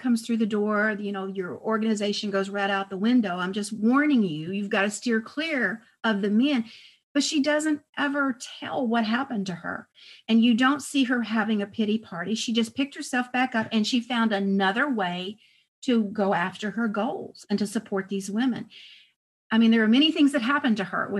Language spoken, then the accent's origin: English; El Paso, Texas, United States; I was raised in El Paso